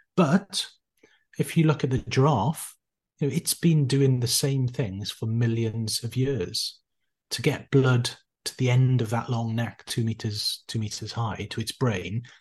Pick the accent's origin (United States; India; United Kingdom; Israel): United Kingdom; Neath, Wales; also born or lived in Cardiff / Bristol; I'm originally from South Wales, a small town just on the coast, a place called Neath